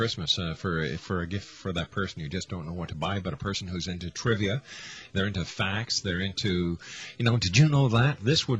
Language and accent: English; Canada; I'm a Canadian.